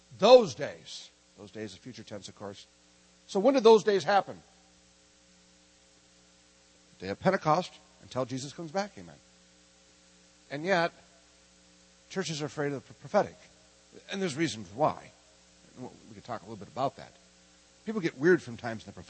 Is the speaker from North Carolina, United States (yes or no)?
no; Minnesota, United States; I'm from Minnesota.